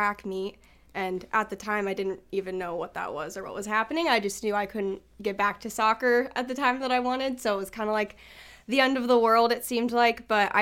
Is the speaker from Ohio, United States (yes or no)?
yes; Westerville, Ohio, United States; I'm from Westerville, Ohio.